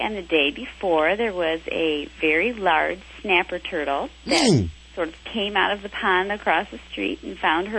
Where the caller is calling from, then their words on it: West Bloomfield, Michigan, United States; I'm calling from West Bloomfield, Michigan, about an hour outside of Detroit.